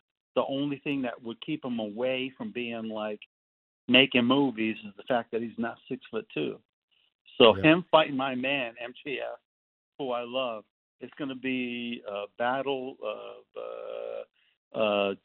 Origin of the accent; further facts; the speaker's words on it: Connecticut, United States; now in Texas, United States; I live in Texas, but I grew up in Connecticut